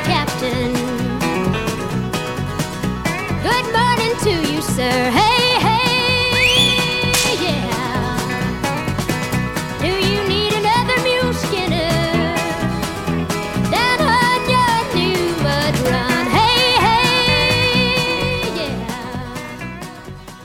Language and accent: English; Nashville, Tennessee, United States; I grew up in Nashville, which is Dolly's world